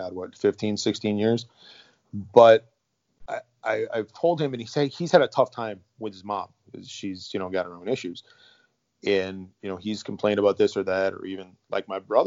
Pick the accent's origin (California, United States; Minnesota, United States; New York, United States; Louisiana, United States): Minnesota, United States; Iron Range; moved away; Serbian kid from the Iron Range